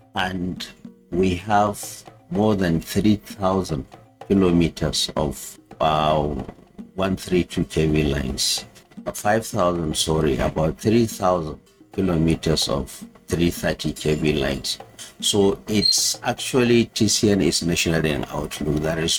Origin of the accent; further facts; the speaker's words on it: Lilwe, Kano State, Nigeria; I was born in Kano, in Lilwe, that is my hometown, in 1967.